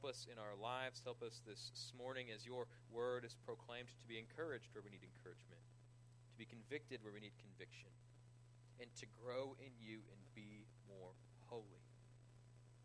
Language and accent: English; Johnson, Kansas, United States; I was born in Kansas